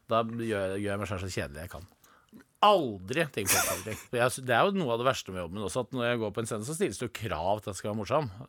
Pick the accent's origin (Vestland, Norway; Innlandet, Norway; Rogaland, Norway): Innlandet, Norway; Du vet, jeg er fra Gudbrandsdalen. Vi skal ikke ha noen ting gratis.